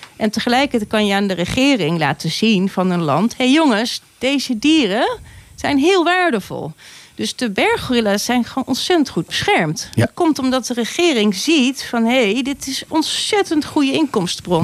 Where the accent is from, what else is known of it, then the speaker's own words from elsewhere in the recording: Gorinchem, South Holland, Netherlands; moved away; ik ben een meisje uit Gorkum